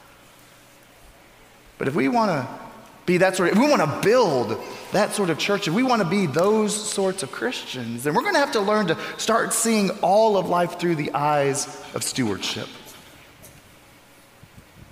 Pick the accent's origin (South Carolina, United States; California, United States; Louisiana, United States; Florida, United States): Florida, United States; moved away; my home state of Florida